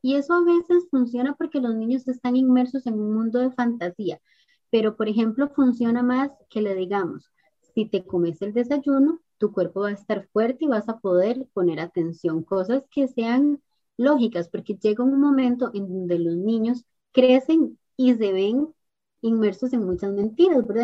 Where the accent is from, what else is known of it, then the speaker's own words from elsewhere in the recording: Costa Rica; acá en mi país, en Costa Rica